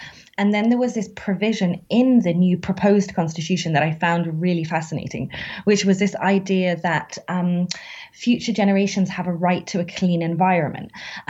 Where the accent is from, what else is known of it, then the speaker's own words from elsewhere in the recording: United Kingdom; Like, as a British person studying constitutions, it's like being from the States and being like an expert in soccer.